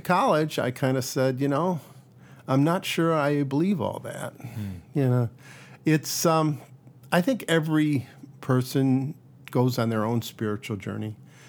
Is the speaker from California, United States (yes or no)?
no; Royal Oak, Michigan, United States; moved away as an adult; also born or lived in New York / St. Louis / Caribbean; now in Bangor, United States; Yeah, I grew up outside Detroit in a town called Royal Oak, and went away to school in New York for undergrad, and then back to University of Michigan for medical school.